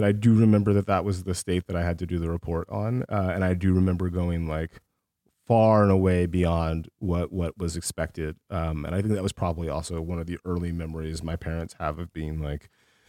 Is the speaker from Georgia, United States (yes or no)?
yes; Columbus, Georgia, United States; also born or lived in Honolulu / Germany; Primarily Columbus, Georgia, a city about 2 hours south of Atlanta, right on the Alabama border.